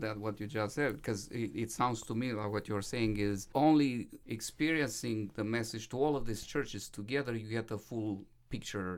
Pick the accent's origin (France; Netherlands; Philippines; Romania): Romania; moved away as an adult; now in United States; I was growing up in Romania as a minority Seventh-day Adventist, um, child